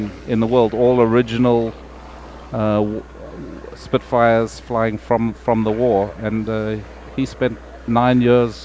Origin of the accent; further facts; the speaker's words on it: Johannesburg, Gauteng, South Africa; I grew up in South Africa. I was born in Johannesburg.